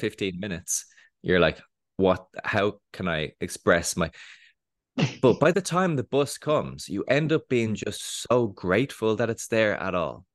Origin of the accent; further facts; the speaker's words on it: Dublin, Leinster, Ireland; I grew up in Dublin, from the age of eight years old